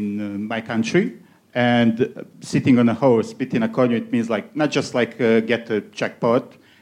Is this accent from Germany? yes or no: no; Bosnia & Herzegovina; English is a second language; moved away; I'm coming from Bosnia.